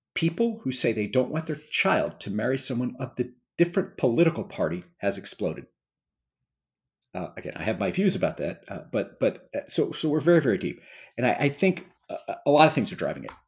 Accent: Missouri City, Texas, United States; I grew up in a small town, Missouri City, Texas, which has become a suburb of Houston

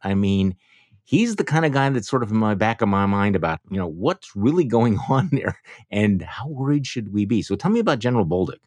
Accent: Wisconsin, United States; My home state

